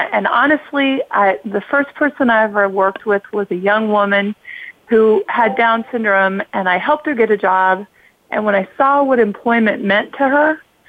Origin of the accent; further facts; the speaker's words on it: Kansas, United States; moved away as an adult; Well, I grew up in a rural community in Kansas